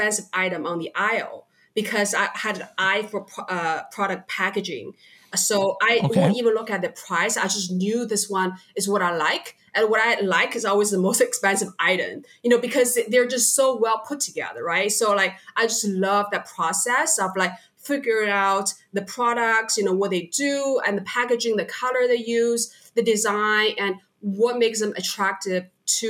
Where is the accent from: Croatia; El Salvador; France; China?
China; Hangzhou, Zhejiang; moved away as an adult; also born or lived in California / Canada; now in Singapore; I was born and raised in China. I'm Chinese, and I was from a place, it's called Hangzhou.